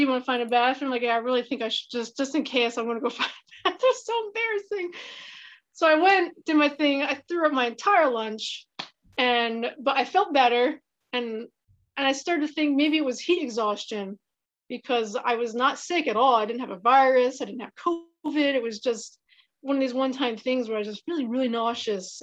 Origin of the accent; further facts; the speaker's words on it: Pennsylvania, United States; I'm from Pennsylvania in the United States